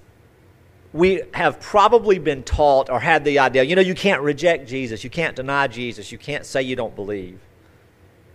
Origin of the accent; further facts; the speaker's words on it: United States; as American Christians